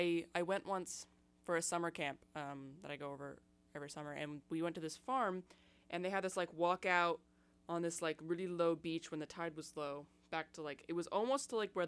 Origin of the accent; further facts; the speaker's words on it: Seattle, Washington, United States; now in Tacoma, United States; because I'm from Seattle originally. I live in Tacoma most of the time, though.